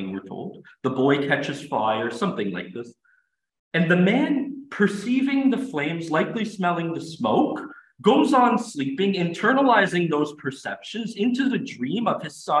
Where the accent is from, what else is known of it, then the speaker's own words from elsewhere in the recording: Canada; I'm an English speaker, but I'm also French Canadian. And I find myself blending the two languages together because it's my language